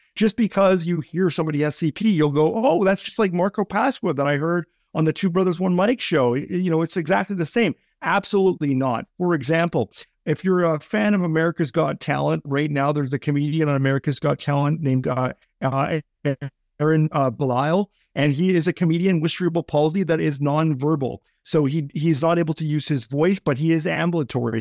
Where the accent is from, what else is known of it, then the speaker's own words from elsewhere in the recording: Canada; also born or lived in British Columbia; as a Canadian guy